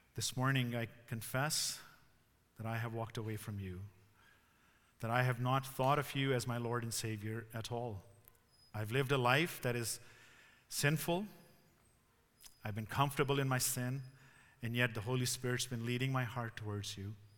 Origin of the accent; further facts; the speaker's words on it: Pakistan; moved away as an adult; also born or lived in Ontario, Canada; now in Canada; I grew up in Pakistan